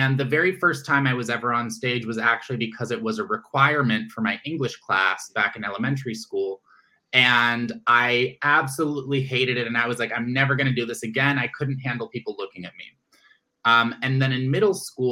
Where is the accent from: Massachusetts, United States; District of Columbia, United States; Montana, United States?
District of Columbia, United States; Washington; I am originally from Washington, D.C.